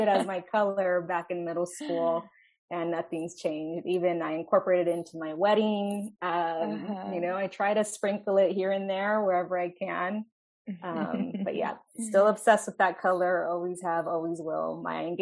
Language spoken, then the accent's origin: English; Fontana, California, United States; also born or lived in Santa Barbara, California; now in Inglewood, United States; I am a Southern California native, born and raised in Fontana